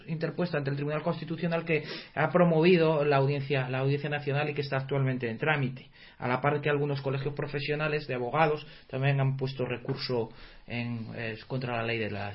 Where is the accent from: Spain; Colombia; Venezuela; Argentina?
Spain